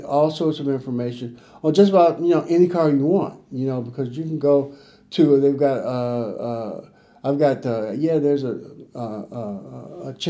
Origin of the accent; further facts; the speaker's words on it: Chicago, Illinois, United States; I grew up in Chicago